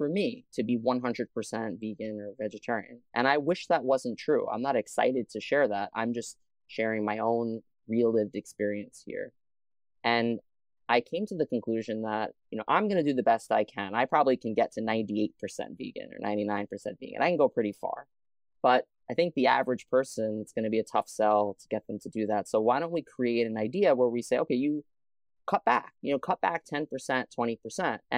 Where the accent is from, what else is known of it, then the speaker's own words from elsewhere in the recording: New York City, New York, United States; I grew up in Staten Island, New York